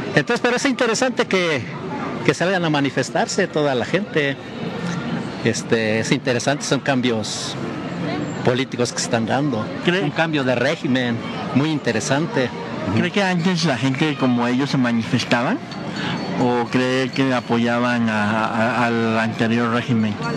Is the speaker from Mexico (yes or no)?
yes; Mexico; soy mexicano al 100%